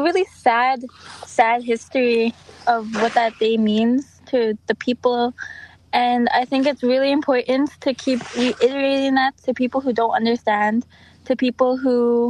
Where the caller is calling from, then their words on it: St. Paul, Minnesota, United States; I come at you from St. Paul.